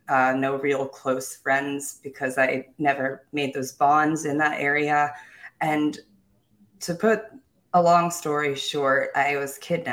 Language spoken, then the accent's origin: English; South Korea; also born or lived in Japan / Germany / England / Philippines; I was born in Japan, raised mostly in Korea. I've lived in Germany, England, Philippines, all over the world.